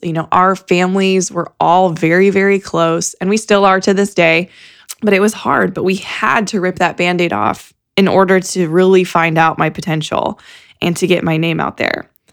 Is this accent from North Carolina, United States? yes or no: no; Fort Wayne, Indiana, United States; I grew up in Fort Wayne